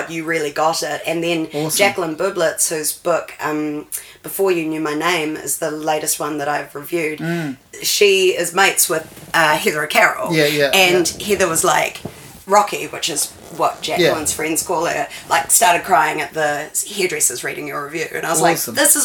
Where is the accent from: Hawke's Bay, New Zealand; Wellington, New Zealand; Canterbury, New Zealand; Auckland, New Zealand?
Wellington, New Zealand; I'm from Wellington. I was born in Newtown, grew up in Newtown